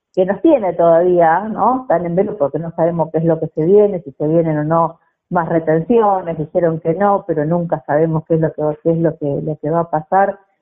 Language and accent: Spanish; Bigand, Santa Fe, Argentina; nací en Digán, provincia de Santa Fe, un, pueblo que nació con el espíritu del grito de Alcorta